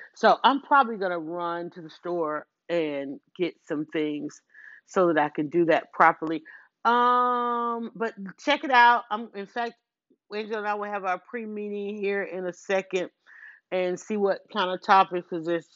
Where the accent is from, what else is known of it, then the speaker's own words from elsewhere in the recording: Atlanta, Georgia, United States; I'm from Atlanta, born and raised